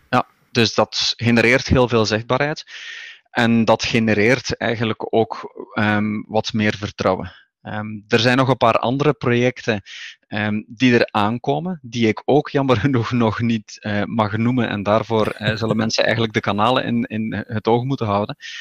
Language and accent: Dutch; Flanders, Belgium; moved away as an adult; also born or lived in Barcelona, Spain; now in Cantabria, Spain; ik ben van oorsprong Vlaming hè, in België